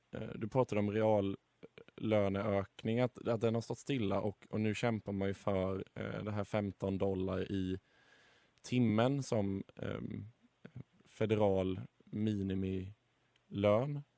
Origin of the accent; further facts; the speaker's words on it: Sweden; som svensk